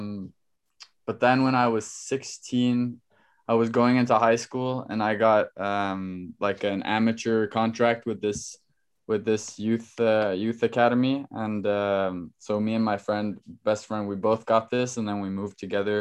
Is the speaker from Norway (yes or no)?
yes; Norway; moved away as an adult; now in New York, United States; obviously I'm from Norway.